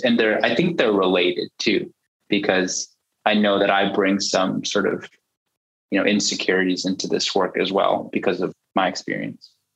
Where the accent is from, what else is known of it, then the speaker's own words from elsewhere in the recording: United States; also born or lived in China; I am culturally American, you know, born and raised, and my parents were born and raised in the US too